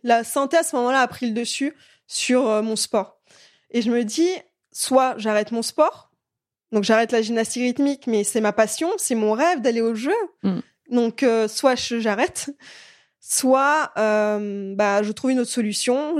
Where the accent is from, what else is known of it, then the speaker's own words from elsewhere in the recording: France; also born or lived in Belarus; je suis, euh, née en Biélorussie, euh, j'ai commencé la gymnastique rythmique à l'âge de quatre ans. Et je suis arrivée en France à l'âge de six ans